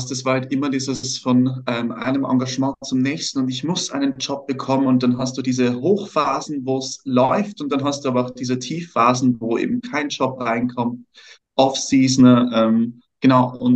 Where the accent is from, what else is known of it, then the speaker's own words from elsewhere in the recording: Vienna, Austria; Aus Wien.